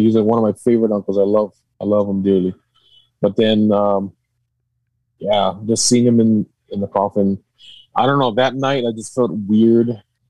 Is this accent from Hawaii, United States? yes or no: yes; Hawaii, United States; growing up in Hawaii.